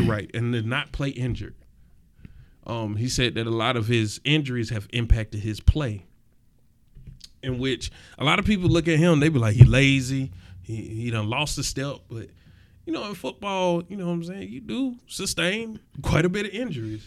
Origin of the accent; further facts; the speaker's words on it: East Point, Georgia, United States; where I was raised in East Point